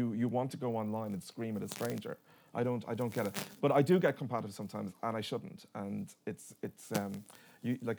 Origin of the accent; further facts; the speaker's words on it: Dublin, Leinster, Ireland; where I grew up in Dublin, my neighbour on one side was the parish priest